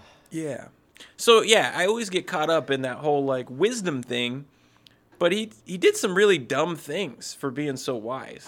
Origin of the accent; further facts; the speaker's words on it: Pennsylvania, United States; I'm from Pennsylvania